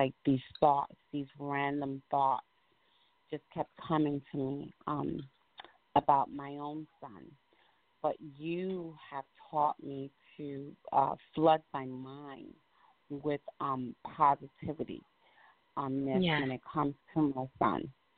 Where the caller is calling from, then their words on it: Albany, New York, United States; I'm calling you from Albany, New York.